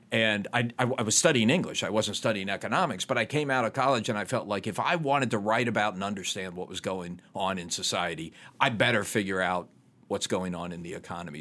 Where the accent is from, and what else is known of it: Chattanooga, Tennessee, United States; born or raised there; moved away; also born or lived in Ohio